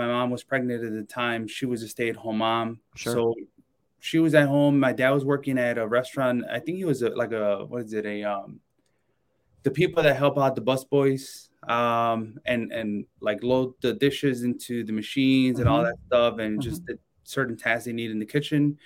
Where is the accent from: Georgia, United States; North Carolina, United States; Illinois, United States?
Illinois, United States; Chicago; also born or lived in Mexico City, Mexico; I grew up in the South Side neighborhood of Chicago. It's called Pilsen